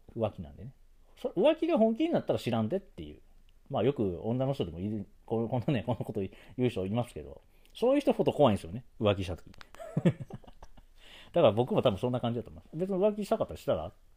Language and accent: Japanese; Osaka, Japan; 生まれも育ちも大阪